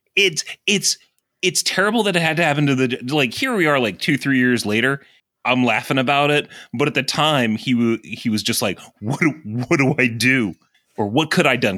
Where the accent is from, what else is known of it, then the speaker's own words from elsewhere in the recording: Southern Virginia, United States; I am from Southern Virginia